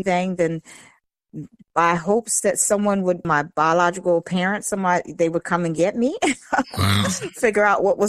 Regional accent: Eastern Shore, United States; The Eastern Shore.

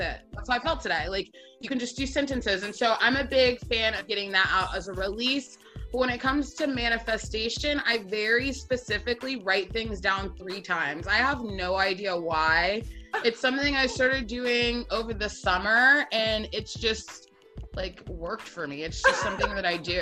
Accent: Atlanta, Georgia, United States; also born or lived in Knoxville, Tennessee; I am originally from Atlanta, Georgia

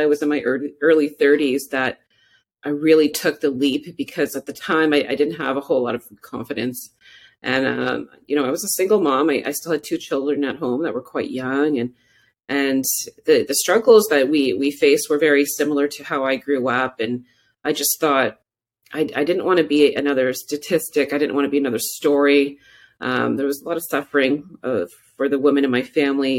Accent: Moose Factory, Ontario, Canada; also born or lived in Cochrane, Ontario; Northern Ontario, deep Northern Ontario woods, James Bay Coast. I was born in Moose Factory, Ontario

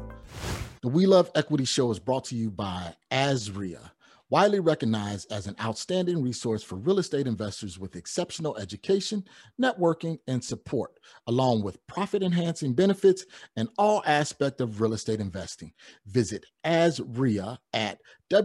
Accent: Chicago, Illinois, United States; I'm from Chicago.

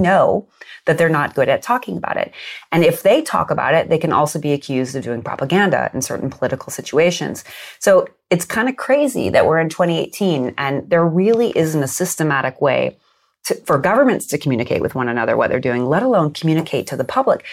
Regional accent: United States; I grew up in the United States

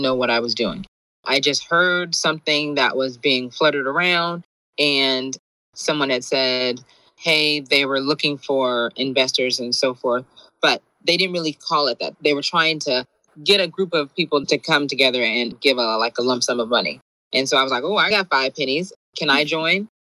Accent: San Gabriel Valley, California, United States; also born or lived in Shreveport, Louisiana (family) / Compton, California; they moved to, San Gabriel Valley, I think it is. So that's where I kind of grew up.

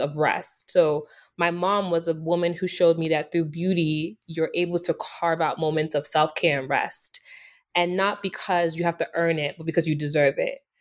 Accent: Nigeria; moved away; I was born and raised in Nigeria

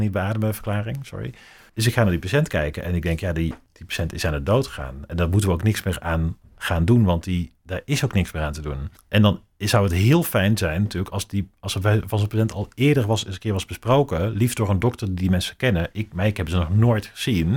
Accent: North Brabant, Netherlands; Ik kom uit Brabant

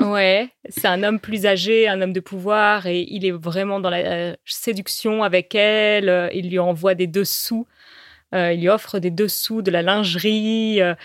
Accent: France; also born or lived in Paris; chez nous, en France

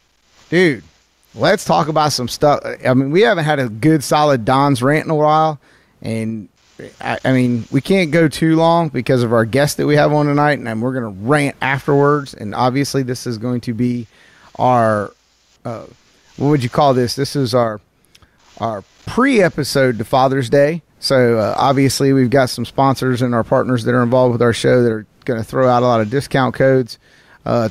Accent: the South, United States; I am from the South

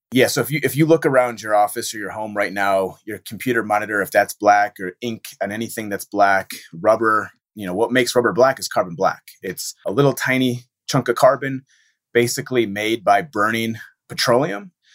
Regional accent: Michigan, United States; born and raised in Michigan

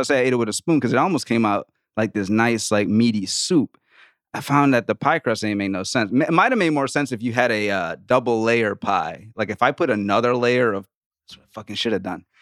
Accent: New Orleans, Louisiana, United States; I grew up in Louisiana, man. I grew up in New Orleans.

